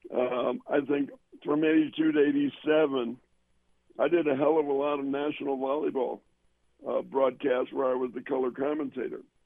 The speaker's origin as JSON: {"language": "English", "town": "Evanston", "region": "Illinois", "country": "United States", "tie": "born or raised there", "also_born_or_lived": "Chicago", "said": "I grew up in Northwestern and in Evanston, which where Northwestern is"}